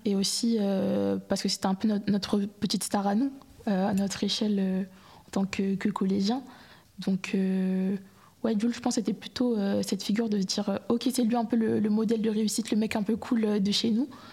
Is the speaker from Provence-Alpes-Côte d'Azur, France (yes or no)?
yes; Marseille, Provence-Alpes-Côte d'Azur, France; j'ai grandi à Marseille